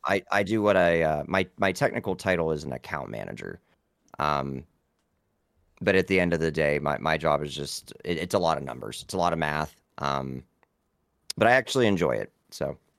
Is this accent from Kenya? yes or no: no; Vienna, Ohio, United States; I am from a small town in Ohio called Vienna